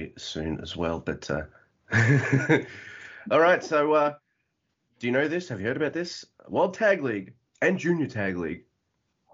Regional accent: Melbourne, Victoria, Australia; moved away; I'm from Melbourne. Originally, I know I live out the country now

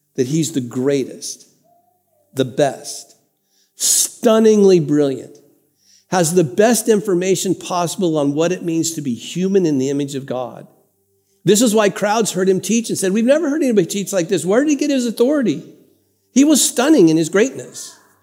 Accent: Santa Ana, California, United States; I grew up in First United Methodist Church in Santa Ana, California

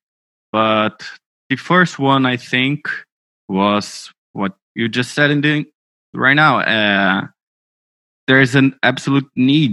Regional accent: Brazil; I'm from Brazil

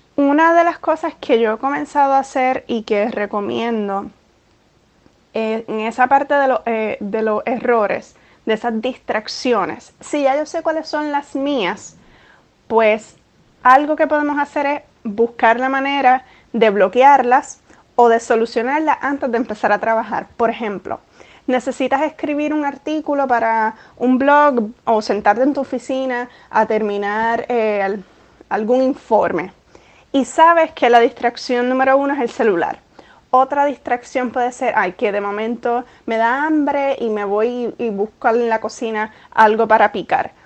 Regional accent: Puerto Rico; moved away as an adult; now in New York, United States; Puerto Rico, donde yo nací, me crié, estudié, 28 eh, años de mi vida estuve viviendo en Puerto Rico

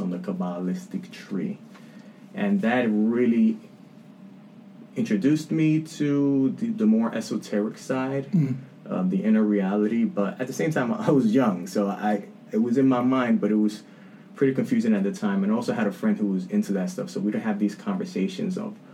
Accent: New York City, New York, United States; I'm a light-skinned dude born and raised in the Bronx

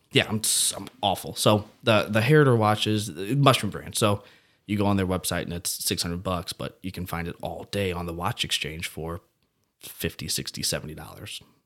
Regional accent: Belleville, Illinois, United States; I'm actually from Southern Illinois, Belleville, Shiloh area

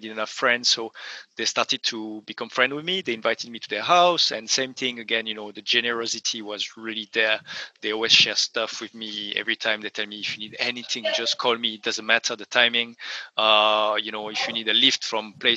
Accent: France; moved away; I come from France originally

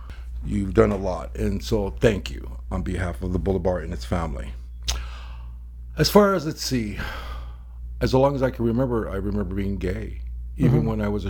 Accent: Arizona, United States; also born or lived in Los Angeles; I was born in Los Angeles. I grew up Arizona.

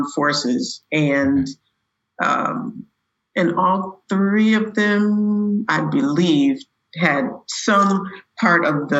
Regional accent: Buffalo, New York, United States; I'm originally from Buffalo, New York. I was born there.

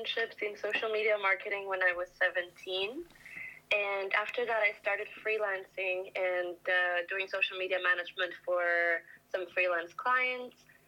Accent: Greece; moved away as an adult; now in London, United Kingdom; I'm from Greece

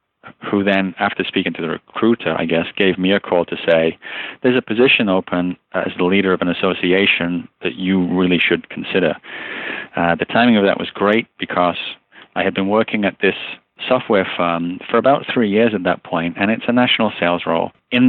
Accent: Liverpool, North West England, United Kingdom; also born or lived in Luton / Birmingham / Tamworth / Peterborough; moved to Liverpool at the age of about 1 year old. And so all of my formative years, or the base of my accent, if you will, is from Liverpool. I'm a Scouser in regional parlance, but I moved around a lot from the age of about 10 to 14.

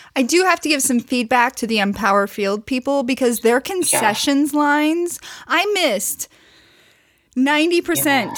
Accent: Missouri, United States; I'm from Missouri

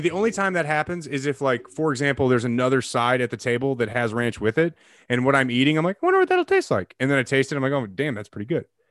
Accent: Illinois, United States; growing up in Illinois

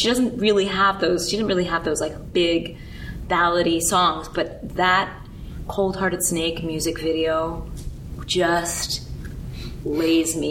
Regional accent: New York, United States; I grew up here in New York

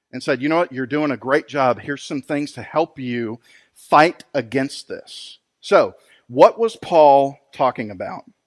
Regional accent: San Antonio, Texas, United States; moved away; my hometown of San Antonio, Texas

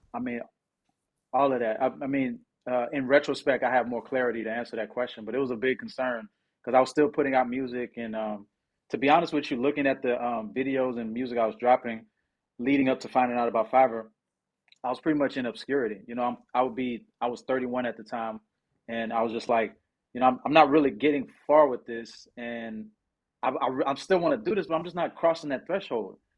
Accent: Houston, Texas, United States; also born or lived in New Orleans, Louisiana; I was born in New Orleans and moved when I was, like, three. So I'm Hous-, I'm Houston for life, baby

